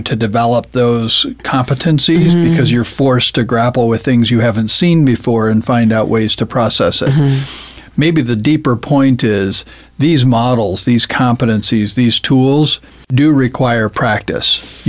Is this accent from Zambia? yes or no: yes; Zambia; I grew up in Zambia as a missionary kid. My parents were missionaries, and I went to a British boarding school growing up.